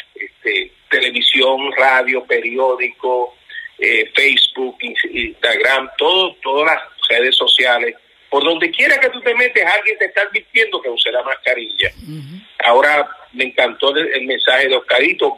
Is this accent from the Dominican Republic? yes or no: no; Puerto Rico; nos incluimos nosotros en Puerto Rico, que somos americanos